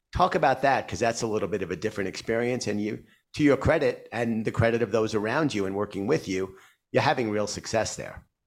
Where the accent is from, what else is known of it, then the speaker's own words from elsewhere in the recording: New York City, New York, United States; I grew up in Queens.